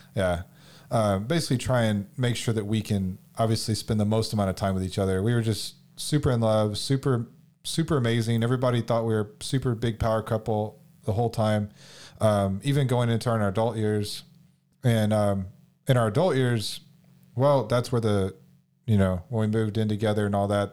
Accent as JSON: {"language": "English", "town": "Houston", "region": "Texas", "country": "United States", "said": "I'm from Houston, H Town"}